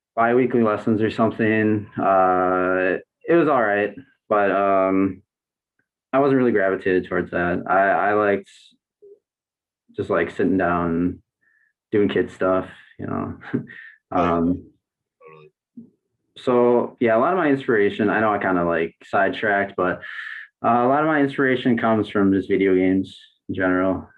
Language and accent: English; Racine, Wisconsin, United States; moved away as an adult; also born or lived in Burlington, Wisconsin; now in Milwaukee, United States; I grew up in Racine, Wisconsin, which is like 40 minutes south from here